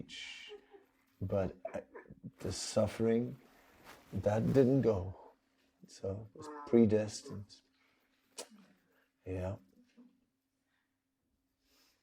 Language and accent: English; Netherlands; moved away; I'm from Holland